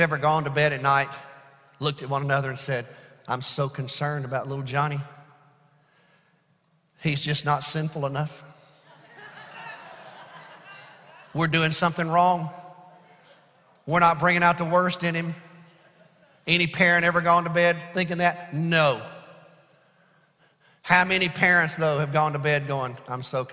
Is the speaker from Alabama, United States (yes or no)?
yes; Alabama, United States; I'm from Alabama